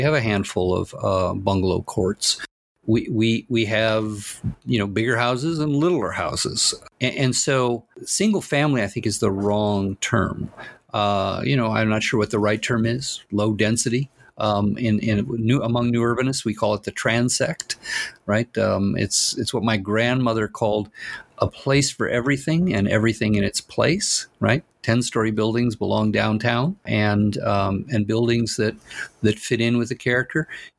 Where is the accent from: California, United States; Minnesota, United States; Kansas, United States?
California, United States; Pasadena; I grew up in Pasadena. I'm proud of Pasadena. Pasadena has shaped me.